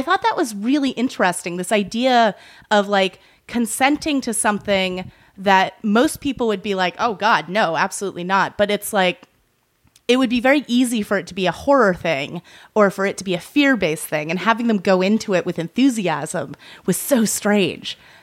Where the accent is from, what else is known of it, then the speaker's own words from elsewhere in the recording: Massachusetts, United States; moved away; I grew up in Massachusetts